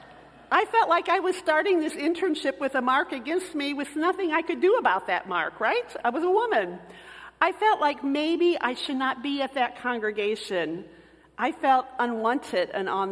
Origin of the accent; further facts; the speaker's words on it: Michigan City, Indiana, United States; moved away as an adult; also born or lived in Texas; I came from the Hoosier State, where basketball was king.